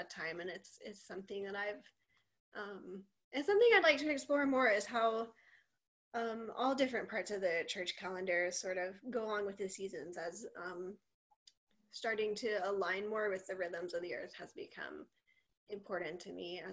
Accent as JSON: {"language": "English", "region": "the South", "country": "United States", "also_born_or_lived": "Boston", "moved": "as an adult", "said": "I am from the South, and I was living there for grad school"}